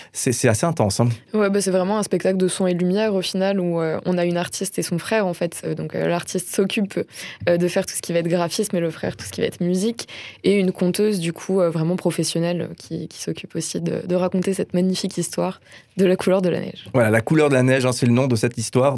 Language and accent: French; Orléans, Centre-Val de Loire, France; now in Strasbourg, France; je viens pas de Strasbourg, je viens d'Orléans